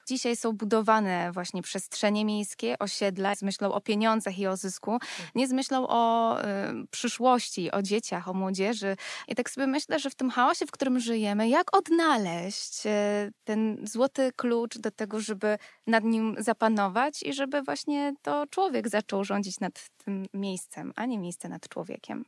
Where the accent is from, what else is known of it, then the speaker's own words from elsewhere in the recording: Warsaw, Masovian Voivodeship, Poland; Sama wychowałam się na warszawskiej Pradze